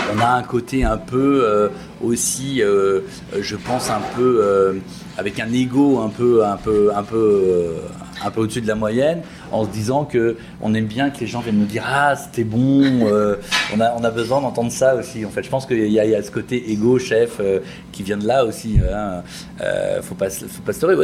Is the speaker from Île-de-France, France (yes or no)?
no; Brittany, France; je suis de Bretagne.